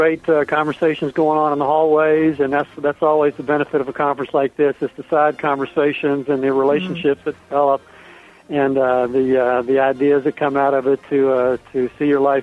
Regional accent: Birmingham, Alabama, United States; moved away as an adult; also born or lived in Atlanta, Georgia; now in Cincinnati, United States; I'm from the South, so growing up in Birmingham and then living for 12 years in Atlanta, I'm a Southern boy

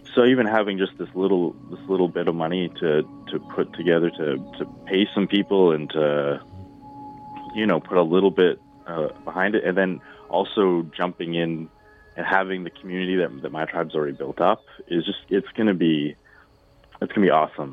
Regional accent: Alberta, Canada; I grew up in Alberta

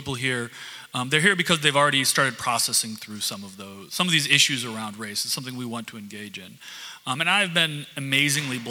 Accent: small town Michigan, United States; now in Chicago, United States; small town Michigan. So I can't expect them, people from my hometown

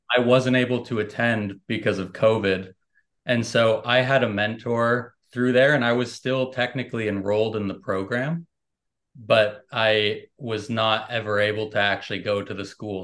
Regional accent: United States; I'm American

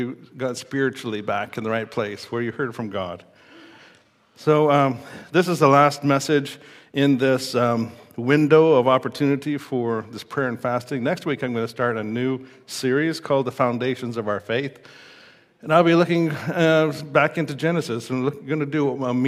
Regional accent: Saskatoon, Saskatchewan, Canada; growing up in Saskatoon

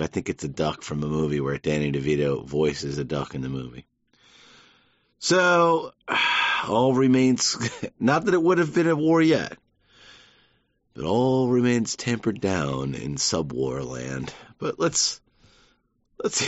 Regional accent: Georgia, United States; I'm half New Jersey. My dad's North Carolina. My mom's New Jersey. They came together, made a Georgian

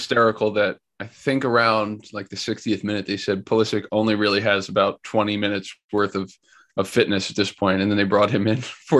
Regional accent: New Jersey, United States; I'm from New Jersey.

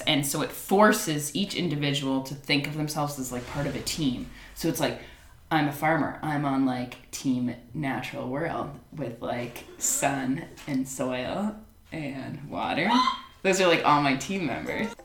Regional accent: New York, United States; now in Boulder, United States; I grew up in New York

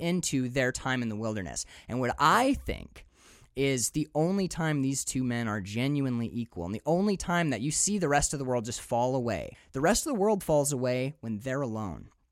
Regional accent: Upper Peninsula, Michigan, United States; moved away as an adult; also born or lived in Maine; I'm from the Upper Peninsula. And I can tell you right now that when I grew up, like these trucks, these are my uncle's truck

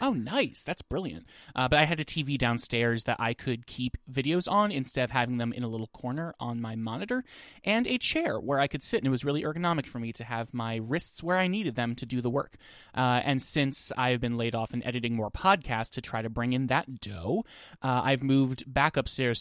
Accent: New Jersey, United States; growing up in New Jersey

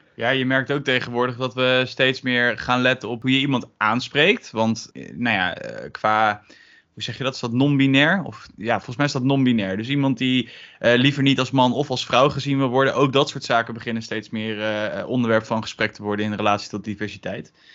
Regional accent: Gelderland, Netherlands; komend uit Gelderland

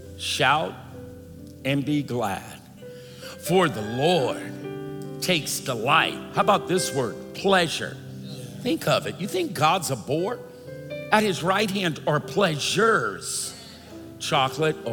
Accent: Louisiana, United States; now in Seattle, United States; I was born in Louisiana, and I married my fifth cousin

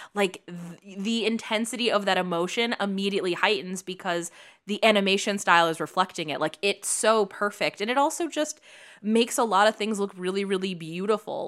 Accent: Chicago, Illinois, United States; now in Los Angeles, United States; I grew up in Chicago

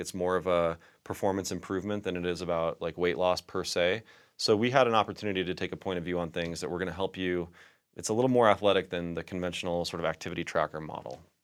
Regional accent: Aurora, Colorado, United States; I grew up in Southeast Aurora slash Denver

